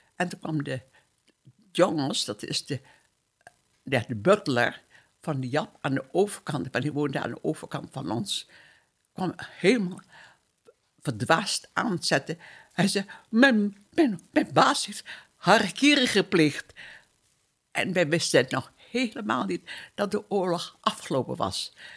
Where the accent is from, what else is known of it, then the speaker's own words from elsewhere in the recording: Surabaya, East Java, Indonesia; moved away as an adult; now in Netherlands; Ik ben geboren in Surabaya. Dat, was een, of dat is een plaats op Java in Indonesië. Toen wij uit Indië weggingen, was ik 19 jaar